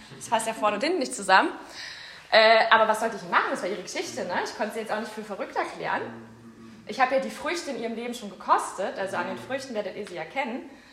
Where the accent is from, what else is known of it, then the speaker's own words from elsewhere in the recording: Berlin, Germany; ich komme ja aus Weißensee, ich bin auch Urberlinerin